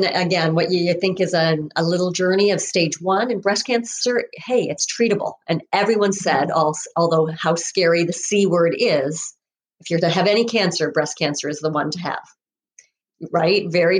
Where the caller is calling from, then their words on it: Ontario, Canada; I am coming from Ontario, Canada.